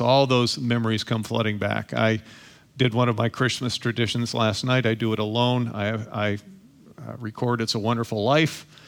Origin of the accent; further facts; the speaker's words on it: Toledo, Ohio, United States; I was born and raised in Toledo, Ohio.